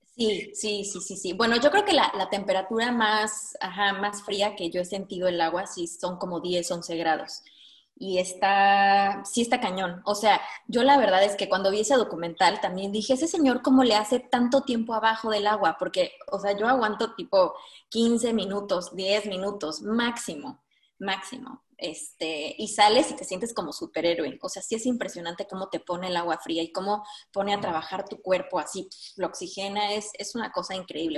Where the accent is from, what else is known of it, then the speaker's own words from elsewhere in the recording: Mexico; moved away as an adult; now in Denmark; yo como mexicana que llevo un año aquí viviendo